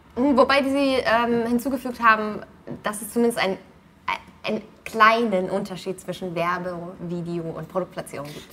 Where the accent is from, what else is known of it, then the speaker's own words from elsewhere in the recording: Schwerin, Mecklenburg-Vorpommern, Germany; ich bin in Schwerin geboren tatsächlich, in der ah. Hauptstadt von Mecklenburg-Vorpommern